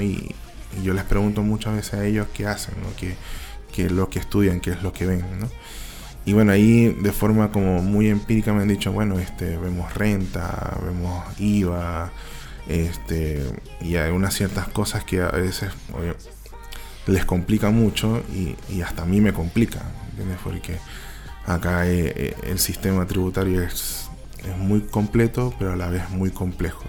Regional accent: Maracaibo, Zulia, Venezuela; moved away as an adult; now in Chile; vengo de Maracaibo, este, bueno, eh, soy licenciado

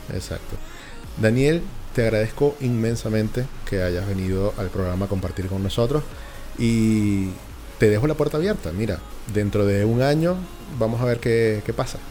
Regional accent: Venezuela; now in Chile

